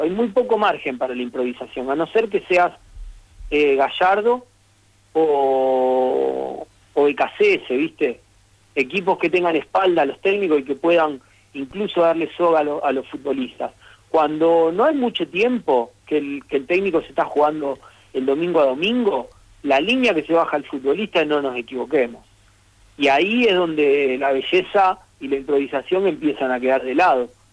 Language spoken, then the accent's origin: Spanish; Rosario, Santa Fe, Argentina; como yo soy de Rosario, en Rosario incluso no respetamos las S